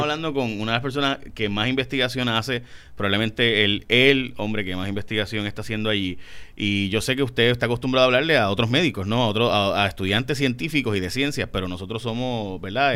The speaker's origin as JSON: {"language": "Spanish", "country": "Puerto Rico", "said": "somos afro, indios, europeo tenemos unas, unas, particularidades latinas en una isla"}